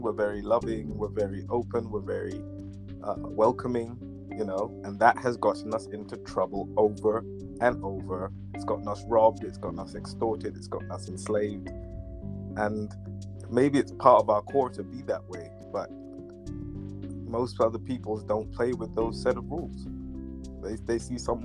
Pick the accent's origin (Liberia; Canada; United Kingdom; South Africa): United Kingdom; London; I was born in Northwest London. I'm British